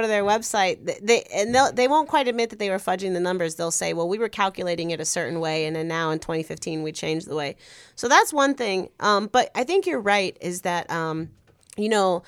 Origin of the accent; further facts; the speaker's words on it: Chicago, Illinois, United States; I loved growing up in Logan Square